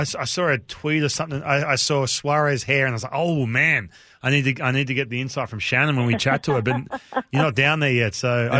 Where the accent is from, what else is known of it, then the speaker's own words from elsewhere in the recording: Australia; moved away; I'm from Australia.